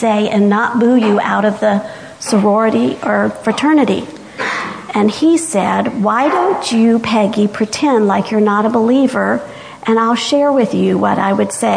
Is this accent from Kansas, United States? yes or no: no; the South, Georgia, United States; I went to church because I'm from the South, and in the South, we go to church